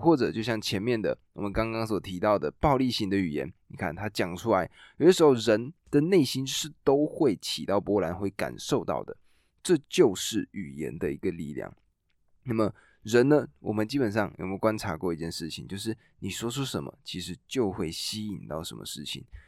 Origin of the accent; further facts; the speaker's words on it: Taiwan; 我们台湾人